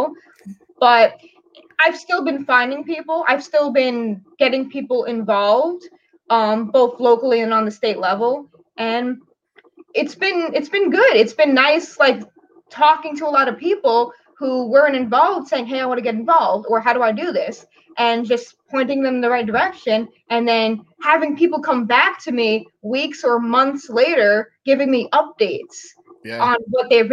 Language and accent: English; New York City, New York, United States; moved away as an adult; now in upstate New York, United States; I'm from New York City.